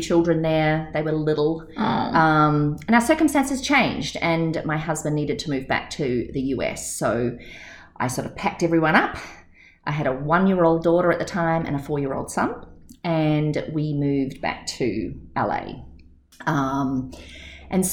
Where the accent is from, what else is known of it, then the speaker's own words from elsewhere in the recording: New Zealand; moved away; also born or lived in Australia; I was born in New Zealand and then traveled extensively